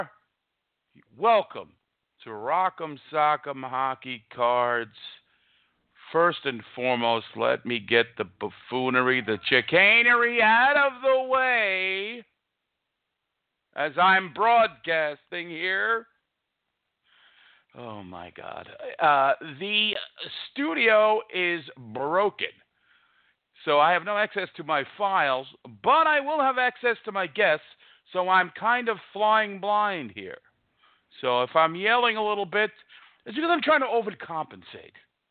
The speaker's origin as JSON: {"language": "English", "town": "New York City", "region": "New York", "country": "United States", "said": "I'm a guy from New York, from Queens, New York"}